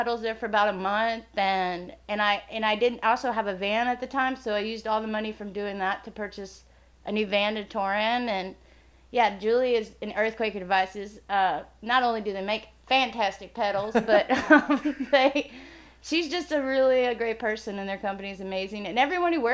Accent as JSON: {"language": "English", "region": "Illinois", "country": "United States", "said": "we're both from Illinois."}